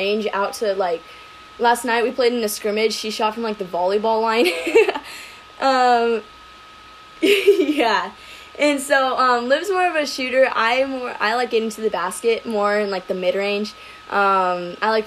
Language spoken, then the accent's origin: English; California, United States; moved away as an adult; now in Arizona, United States; I'm originally from California, and then I moved to Arizona literally a month before COVID started